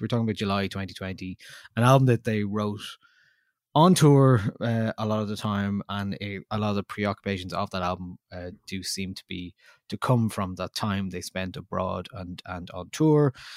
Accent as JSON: {"language": "English", "country": "Ireland", "said": "as Irish people"}